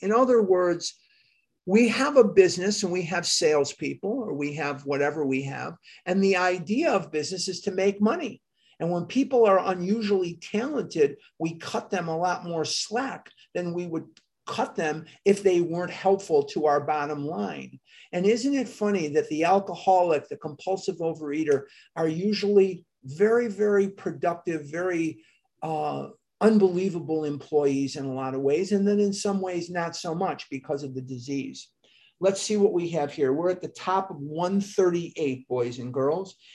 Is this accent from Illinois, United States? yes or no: yes; Chicago, Illinois, United States; now in Scottsdale, United States; I am born and raised in Chicago, Illinois.